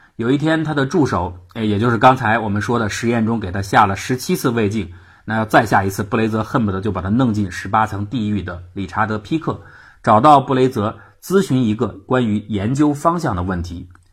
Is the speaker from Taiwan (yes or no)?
no; China; 我们中国人所说的烧心